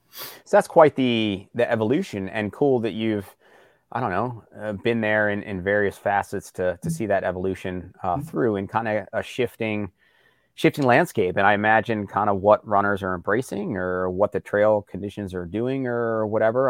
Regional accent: Morgantown, Pennsylvania, United States; I grew up outside of Morgantown, PA

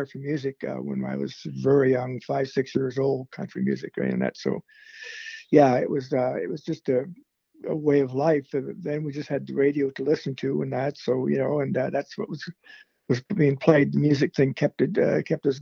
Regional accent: Nova Scotia, Canada; also born or lived in Halifax, Nova Scotia; now in Lakefield, Canada; I was out in Nova Scotia. That's where I was born and raised out there

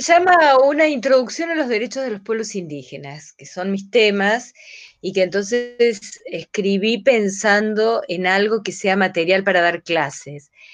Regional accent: Córdoba, Argentina; moved away as an adult; also born or lived in Guatemala / Barcelona / La Paz; yo soy de Córdoba

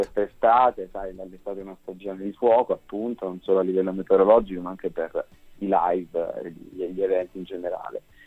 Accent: Catania, Sicily, Italy; moved away as an adult; now in Milan, Italy; vivo a Milano da tre anni, però sono nato e cresciuto a Catania

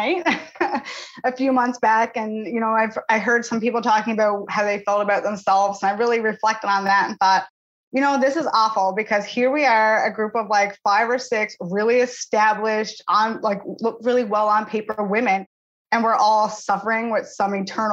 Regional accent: Channel-Port aux Basques, Newfoundland and Labrador, Canada; now in New Brunswick, Canada; I'm from Portobas, Newfoundland, as is Gina. Currently, I'm living in New Brunswick.

